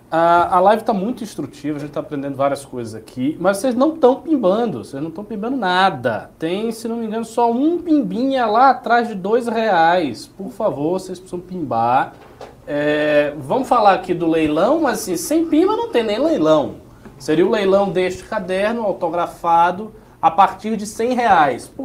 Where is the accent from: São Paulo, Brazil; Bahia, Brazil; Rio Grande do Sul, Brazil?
Bahia, Brazil; Salvador; Carnaval é na minha terra, em Salvador